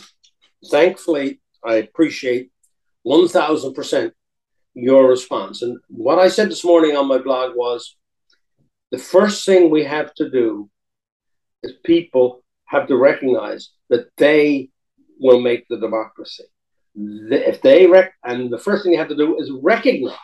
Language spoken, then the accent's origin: English; Newfoundland and Labrador, Canada; I was 7 years old, by the way, when I became a Canadian. We joined Canada in 1949. I was born in 1942. I wasn't born a Canadian